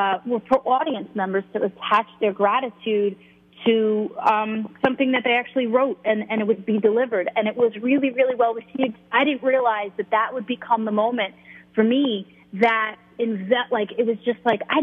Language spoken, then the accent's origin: English; Long Island, New York, United States; I'm Italian. I'm Italian from Long Island